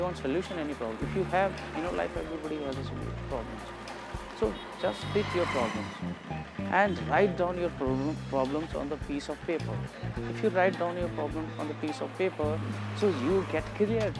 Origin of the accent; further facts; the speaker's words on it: India; English is a second language; I'm from India